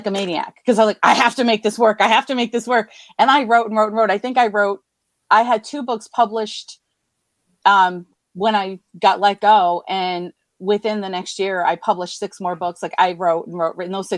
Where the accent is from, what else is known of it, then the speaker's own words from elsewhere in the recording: Scranton, Pennsylvania, United States; I am from Scranton, Pennsylvania, born, raised, still live here.